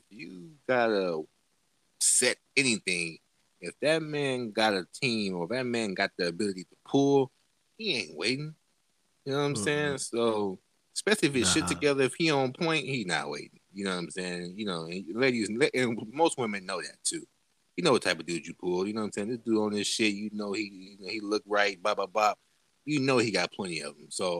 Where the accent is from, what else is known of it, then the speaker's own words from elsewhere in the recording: the South, United States; I'm from the South type of shit. I was always been a South music listener